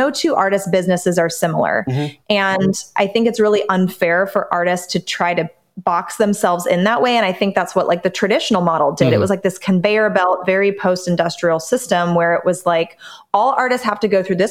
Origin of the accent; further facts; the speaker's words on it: Southern California, United States; I grew up in Southern California, literally 20 minutes from Disneyland